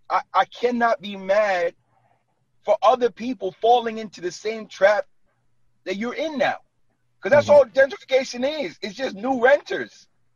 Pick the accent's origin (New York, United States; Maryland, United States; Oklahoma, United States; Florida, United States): New York, United States; Brooklyn; now in New Jersey, United States; Yo, I was born and raised in Brooklyn. Like, and I live in Jersey for the last 9 years.